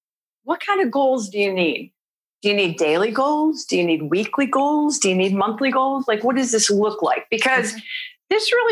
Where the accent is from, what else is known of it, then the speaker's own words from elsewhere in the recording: Waterloo, New York, United States; now in Oakland, United States; I was born in Waterloo, New York